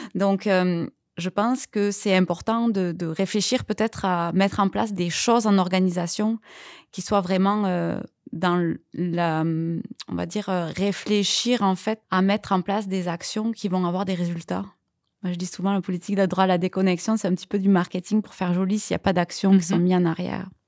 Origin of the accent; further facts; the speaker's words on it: France; moved away as an adult; now in Quebec, Canada; ça, va faire 9 ans là que je suis au Québec et c'est certain que moi je suis française